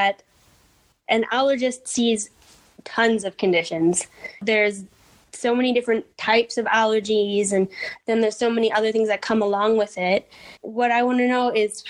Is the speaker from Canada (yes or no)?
yes; Canada; now in Berlin, Germany; I couldn't be like more foreign because I'm Canadian